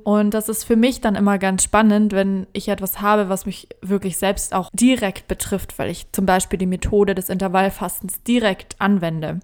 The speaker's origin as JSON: {"language": "German", "country": "Germany", "said": "als Deutsche"}